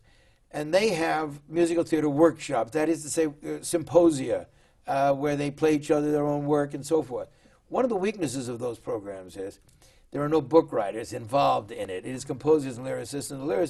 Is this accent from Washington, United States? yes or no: no; Los Angeles, California, United States; I was born and raised in Los Angeles